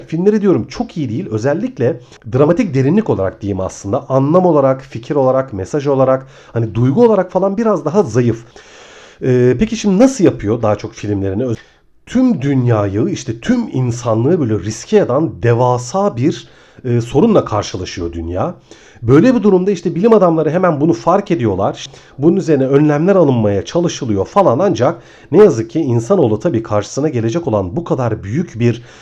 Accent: Ayvalık, Balıkesir, Turkey; now in Istanbul, Turkey; Hani benim için önemine ben aslında Ayvalıklıyım. 11 yıl kadar önce İstanbul'a taşındım.

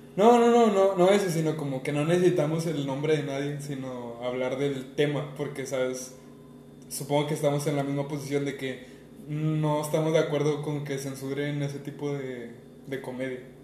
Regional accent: Monterrey, Nuevo León, Mexico; Los dos somos de Monterrey, Nuevo León.

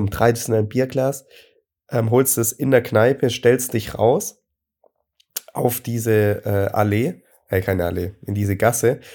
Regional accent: Friedrichshafen, Baden-Württemberg, Germany; bei uns in Friedrichshafen

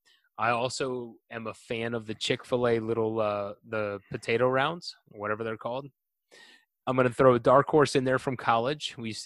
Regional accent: the South, United States; I'm from the South.

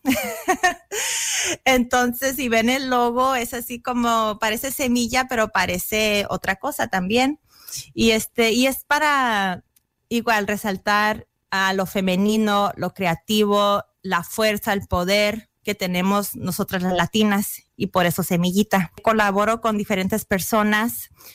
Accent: US–Mexico border, United States; accent: pocha; moved away; Yo soy nacida aquí en los Estados Unidos, crecí en la frontera, pero allá en la frontera se habla mucho el inglés y el español muy combinado.

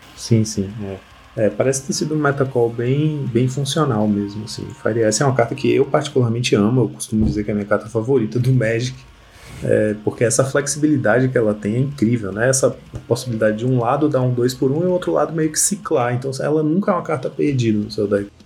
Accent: Salvador, Bahia, Brazil; moved away as an adult; also born or lived in São Paulo / Vitória da Conquista; hoje moro na Bahia. Eu sou, sou daqui, né? Sou, nasci em Salvador

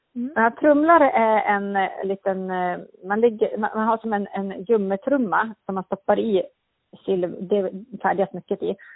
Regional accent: Örnsköldsvik, Västernorrland County, Sweden; moved away as an adult; also born or lived in Härnösand; now in Sundsvall, Sweden; jag är född i Örnsköldsvik i Norrland

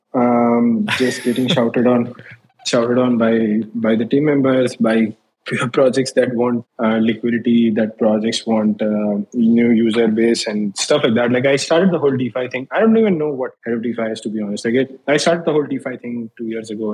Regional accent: Agra, Uttar Pradesh, India; moved away as an adult; now in New York, United States; India. I grew up in Agra, the city of Taj Mahal.

